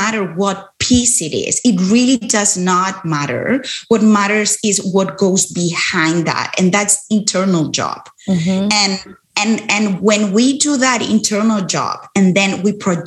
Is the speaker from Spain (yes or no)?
yes; Spain; moved away; I'm originally from Spain